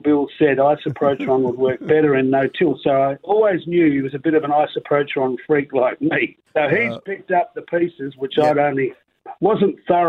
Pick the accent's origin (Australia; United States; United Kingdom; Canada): Australia; Noongar, Western Australia; I'm a farmer from Noongar